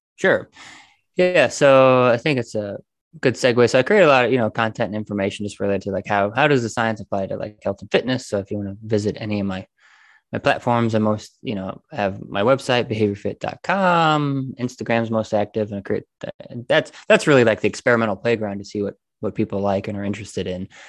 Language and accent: English; Indiana, United States; moved away as an adult; also born or lived in Florida; we live, we live, we're from Indiana. So we moved to Florida